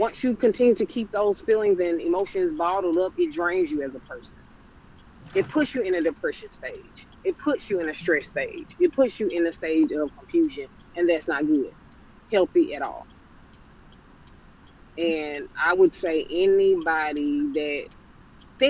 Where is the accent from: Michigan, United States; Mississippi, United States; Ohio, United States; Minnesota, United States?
Mississippi, United States; Jackson; moved away; my hometown, Jackson, Mississippi